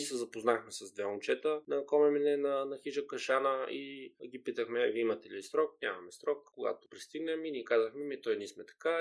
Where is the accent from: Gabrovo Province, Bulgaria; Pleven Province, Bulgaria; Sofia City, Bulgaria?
Gabrovo Province, Bulgaria; Gabrovo; moved away; also born or lived in Spain; аз съм израснал в Гаврово